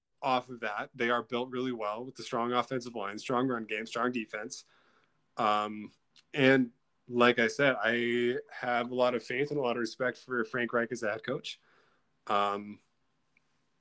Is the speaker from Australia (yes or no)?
no; Canada; as a Canadian